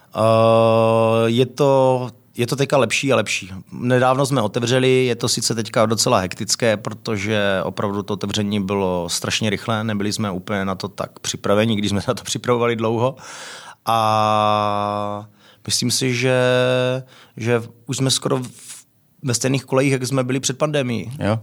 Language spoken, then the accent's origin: Czech; Frenštát pod Radhoštěm, Moravian-Silesian Region, Czechia; moved away as an adult; also born or lived in France / England; now in Prague, Czech Republic; odkud pocházím z Frenštátu, je to malé město